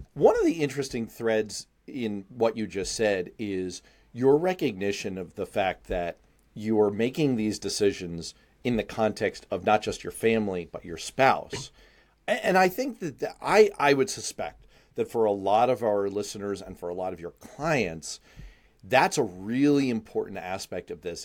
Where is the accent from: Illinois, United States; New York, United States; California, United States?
New York, United States; New York City; I grew up in Manhattan. I rode the frickin' subway every day to school